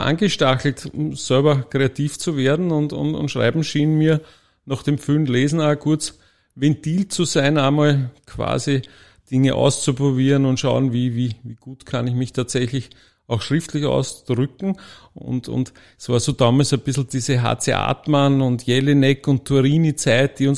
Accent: Gmünd, Lower Austria, Austria; Ähm, ich komme aus dem Waldviertel, aus Gmünd, äh, vielen bekannt oder manchen bekannt als wie immer sagt, die zweite große geteilte Stadt im deutschen Sprachraum

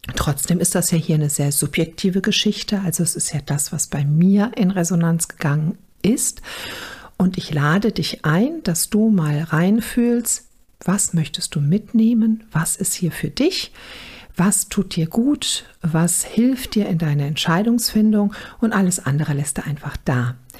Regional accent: Germany; also born or lived in Düsseldorf area, North Rhine-Westphalia; bei uns in Deutschland

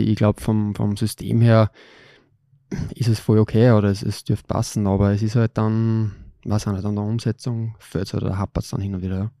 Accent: Linz, Upper Austria, Austria; Ich bin da aufgewachsen in Linz

